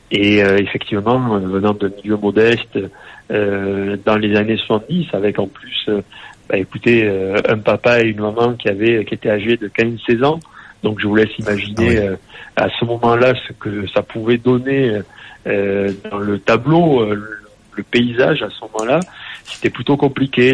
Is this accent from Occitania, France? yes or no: yes; Nîmes, Occitania, France; je suis né à Nîmes, j'ai 48 ans